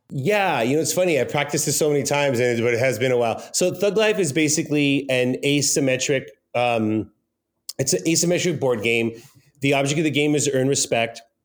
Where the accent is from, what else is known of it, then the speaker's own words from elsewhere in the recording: Pico Rivera, California, United States; I was born in Los Angeles in a very bad part of town, in a city called Pico Rivera.